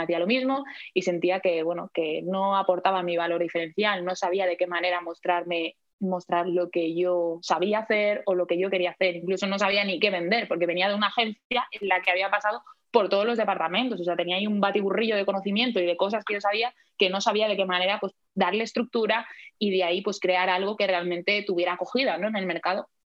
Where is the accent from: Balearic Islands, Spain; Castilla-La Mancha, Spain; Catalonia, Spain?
Balearic Islands, Spain; Palma; also born or lived in Madrid; ahora mismo estoy viviendo en Palma de Mallorca, que es donde nací, de aquí soy